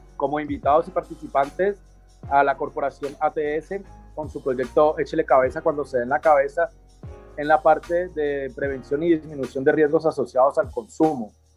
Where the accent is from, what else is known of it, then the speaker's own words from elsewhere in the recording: Cali, Valle del Cauca, Colombia; yo soy de aquí de Cali.